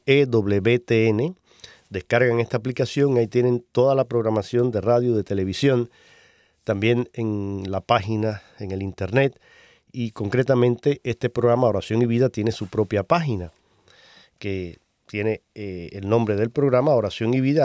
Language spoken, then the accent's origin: Spanish; Cuba; moved away; mi tierra, en Cuba. Un saludo para mis hermanos cubanos